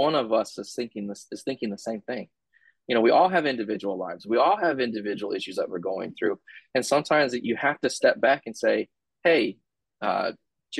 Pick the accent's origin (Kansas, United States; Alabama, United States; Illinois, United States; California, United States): California, United States; San Diego; now in Georgia, United States; I'm from San Diego